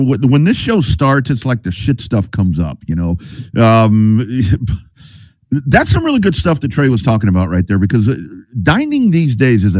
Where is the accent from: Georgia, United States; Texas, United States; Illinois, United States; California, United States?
Texas, United States; Lockhart; I'm from the barbecue capital of Texas. I'm from Lockhart